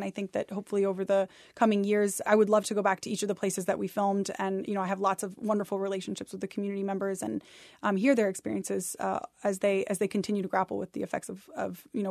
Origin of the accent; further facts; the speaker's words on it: Ithaca, New York, United States; Yeah, I grew up in Ithaca, New York, and my mother had bought a house on the edge of Cayuga Lake that was an old fishing shack and it had a dirt floor and an outhouse.